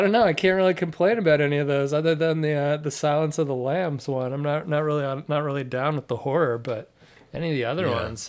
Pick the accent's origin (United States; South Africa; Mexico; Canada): United States; I'm American and nobody else here is American.